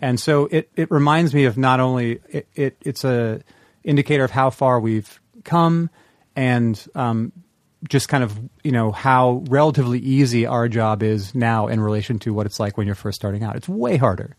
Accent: the Northwest, Pacific Northwest, United States; moved away as an adult; I'm from the Northwest. I've lived, I lived there my entire life

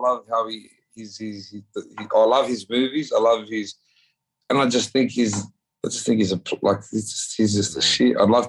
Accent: New South Wales, Australia; It's our Aboriginal colours, but I don't know what team it is because I'm from New South Wales.

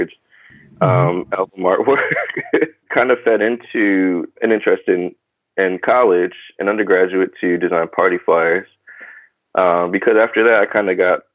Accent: New Haven, Connecticut, United States; moved away as an adult; also born or lived in Philadelphia, Pennsylvania / Baltimore, Maryland; now in Brooklyn, New York, United States; I grew up in New Haven, Connecticut

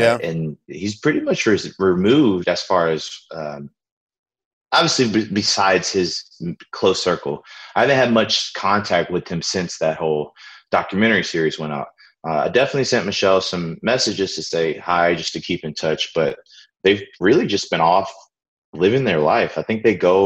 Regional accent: New Orleans, Louisiana, United States; I grew up in New Orleans.

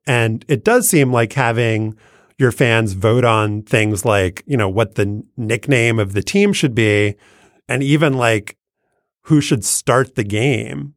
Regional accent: New Orleans, Louisiana, United States; moved away; following the Pelicans franchise with a reasonable closeness, given my hometown-ness

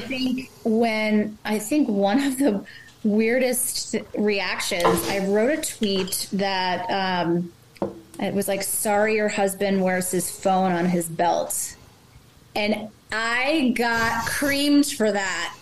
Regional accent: New Jersey, United States; also born or lived in Manhattan; Growing up in Jersey, um, well, I grew up on the beach

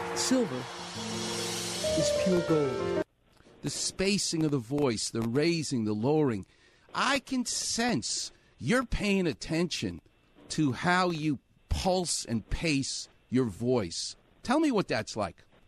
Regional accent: New York City, New York, United States; I'm from Far Rockaway, which is Queens

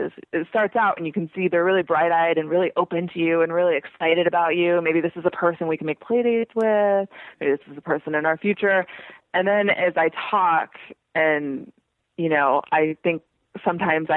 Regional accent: Irvine, California, United States; I'm from Irvine, California, which, for your non-California listeners, is a planned community about an hour south of Los Angeles

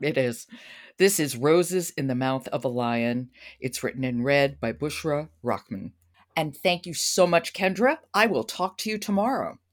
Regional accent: New York, United States; as a New Yorker

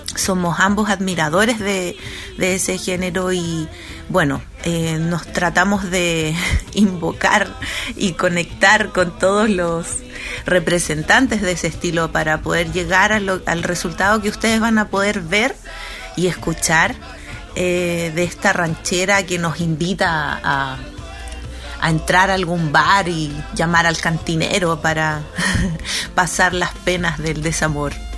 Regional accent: Chile; cantautora chilena

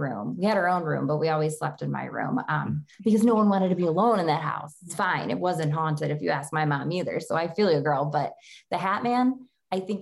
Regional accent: Genesee County, Western New York, United States; moved away; I'm from Genesee County in upstate New York. So I'm from more like Western New York.

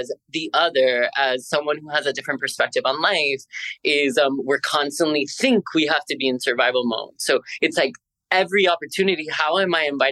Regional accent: Miami, Florida, United States; I'm born and raised in Miami.

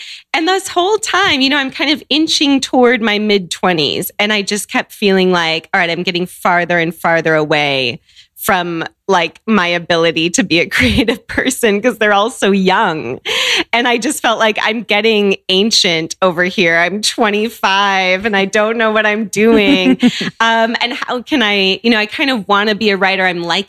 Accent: Seattle, Washington, United States; So I grew up in Seattle.

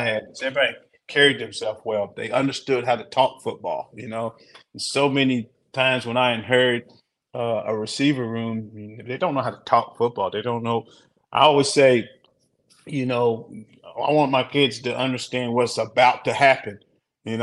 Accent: Kentucky, United States; my home state

